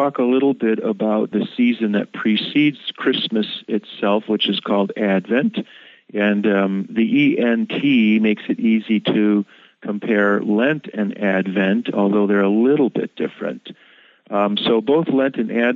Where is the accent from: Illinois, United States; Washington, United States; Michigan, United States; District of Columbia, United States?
Michigan, United States; Ann Arbor; moved away; also born or lived in Chicago; I grew up in Ann Arbor, where there's another Concordia